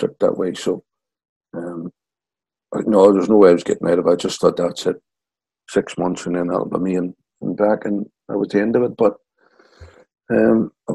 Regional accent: Belfast, Northern Ireland, United Kingdom; moved away; I was brought up in Rathcoole and John was Wide Abbey, so we lived near each other in Belfast

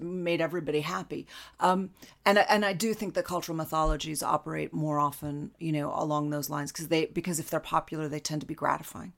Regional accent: United States; as an American

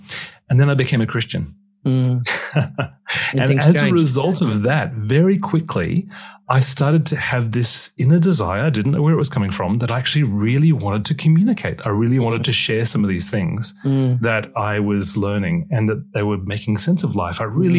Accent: Brisbane, Queensland, Australia; now in United Kingdom; My parents are British. And so I was born in Australia. I was born in Brisbane. But I got beaten up in the school ground because I had a Pommy accent.

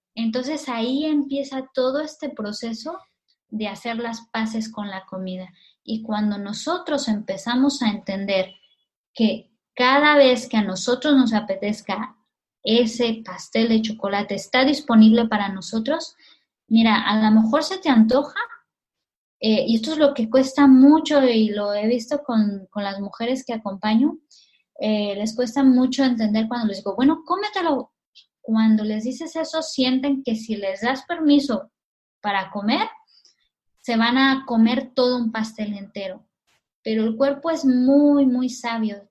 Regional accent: Mexico; now in Catalonia, Spain; los mexicanos

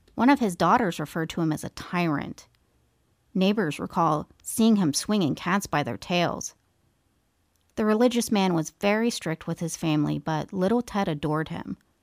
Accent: East Coast, United States; I'm from the East Coast

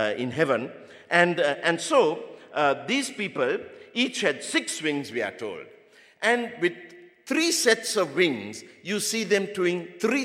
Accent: Sri Lanka; I'm from the Sinhalese race

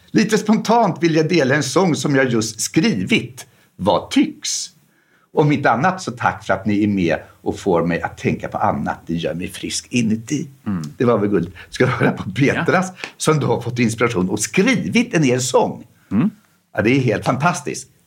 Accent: Ostrobothnia, Finland; Vi sjöng i samma ungdomskör i församlingen i tonåren. Vi är båda uppvuxna i Österbotten

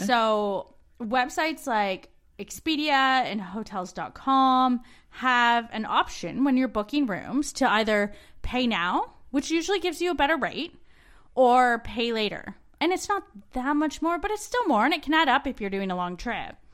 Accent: Canada; moved away as an adult; We're two Canadian expats now living in Australia

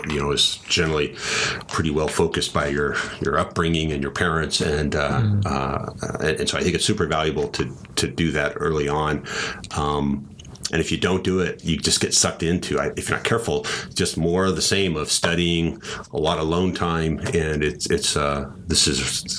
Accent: United States; I was born in the United States

